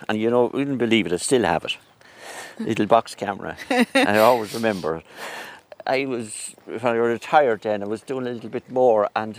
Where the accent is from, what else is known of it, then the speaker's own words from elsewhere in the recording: Mullingar, Westmeath, Ireland; I grew up in Ginnell Terrace in Mullingar. That was my home place. But the past 40 years now I live in quite close to Leddison